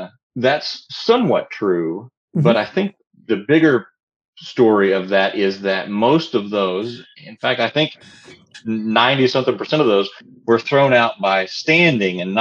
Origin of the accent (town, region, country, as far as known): United States